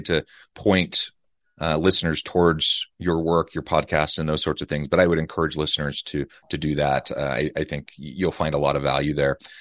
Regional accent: United States; now in Utah, United States; Kansas City, Missouri, close to my hometown

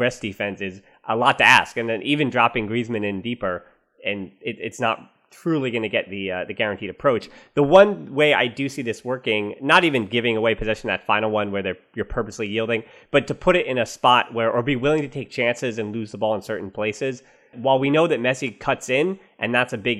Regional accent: United States; I'm the American

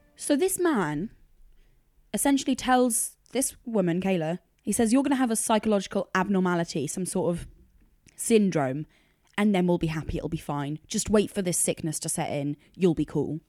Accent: United Kingdom; also born or lived in London; it's bred into you as a Brit

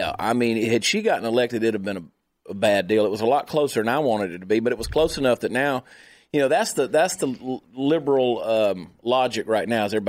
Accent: Georgia, United States; moved away; Had she been elected governor of Georgia, which is my home state, where I grew up, my family's still there. That's why I was coming back, because I felt it important. That's still home to me in a big way.

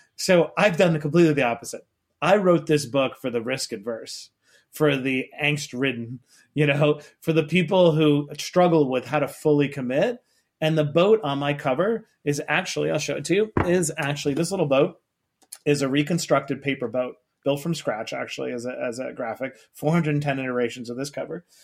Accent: New York City, New York, United States; I grew up in Queens, New York

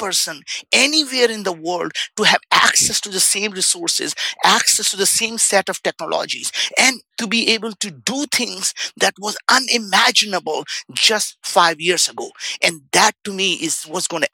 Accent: India; English is a second language; now in United States; I grew up in India. We didn't have food to eat. We didn't have a place to stay. I came to the United States with $5 in my pocket, didn't speak the language.

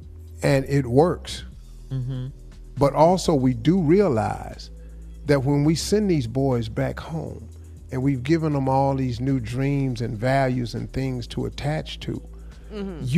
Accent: Cleveland, Ohio, United States; I'm from

